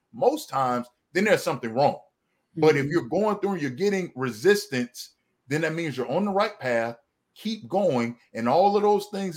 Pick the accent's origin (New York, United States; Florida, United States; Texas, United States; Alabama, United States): Florida, United States; moved away as an adult; now in Georgia, United States; I relocated to Georgia. I'm from Florida